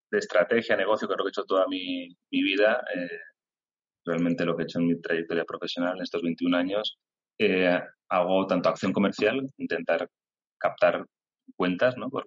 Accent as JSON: {"language": "Spanish", "town": "Castellón", "region": "Valencian Community", "country": "Spain", "tie": "born or raised there", "also_born_or_lived": "Alicante", "said": "Me, he criado aquí en Castellón, me siento, me siento de Castellón, aunque nací en Alicante, eh, mis padres son alicantinos"}